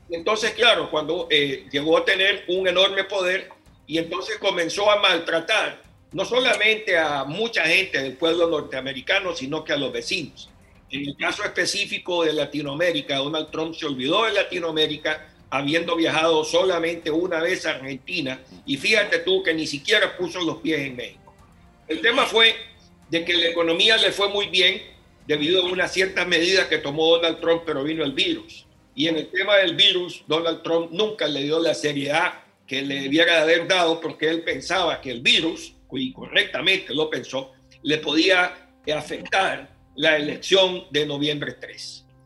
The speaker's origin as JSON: {"language": "Spanish", "country": "Nicaragua", "moved": "yes", "lives_now": "United States", "said": "yo soy exiliado nicaragüense, vine a los Estados Unidos en el 79"}